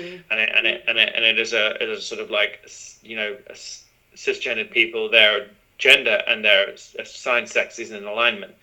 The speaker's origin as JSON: {"language": "English", "country": "Zimbabwe", "tie": "born or raised there", "also_born_or_lived": "London, United Kingdom", "moved": "yes", "said": "growing up in Zimbabwe, which was a British colony"}